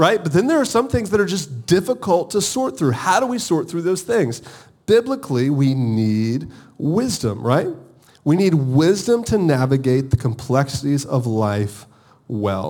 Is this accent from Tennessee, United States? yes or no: no; Augusta, Georgia, United States; moved away; also born or lived in Charleston, South Carolina; I'm from Augusta, Georgia.